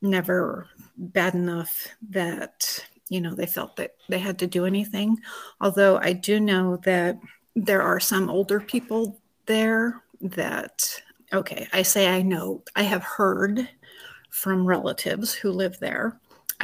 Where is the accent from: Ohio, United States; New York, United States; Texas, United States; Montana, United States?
Montana, United States; Anaconda; I was born and raised in Montana